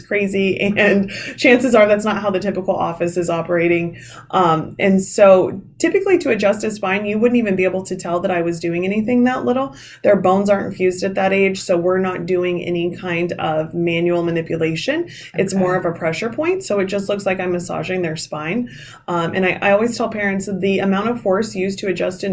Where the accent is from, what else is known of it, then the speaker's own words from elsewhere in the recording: Midwest, United States; moved away as an adult; now in New Jersey, United States; I'm originally from the Midwest